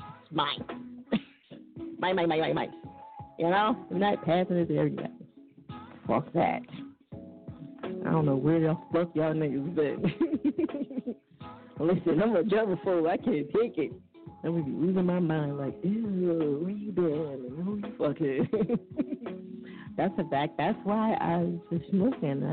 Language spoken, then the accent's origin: English; New Jersey, United States; I'm from Jersey